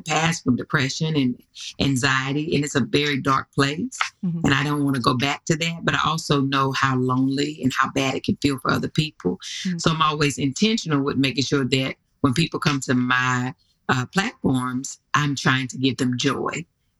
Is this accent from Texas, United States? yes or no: no; North Carolina, United States; I'm from North Carolina